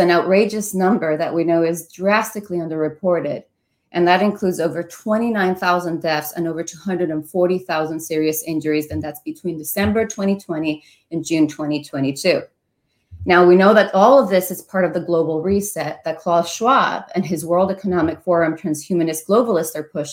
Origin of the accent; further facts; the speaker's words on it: Venezuela; now in Ohio, United States; I come from Venezuela